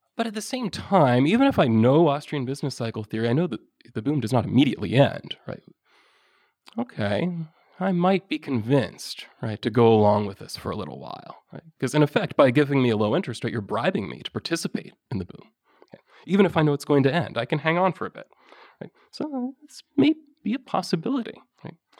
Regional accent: Ohio, United States; I come from Ohio, we have a population of about ten million

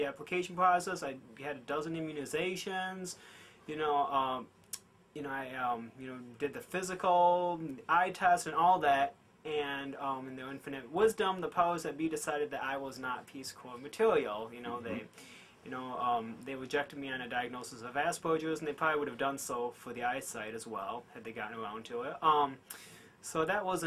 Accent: Greenville, Michigan, United States; also born or lived in Seoul, South Korea; I was raised in Greenville

